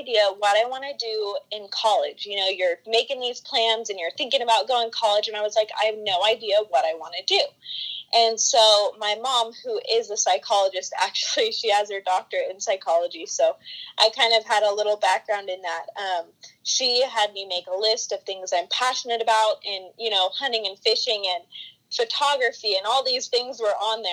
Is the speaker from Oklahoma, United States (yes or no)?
no; California, United States; I'm from California, born and raised here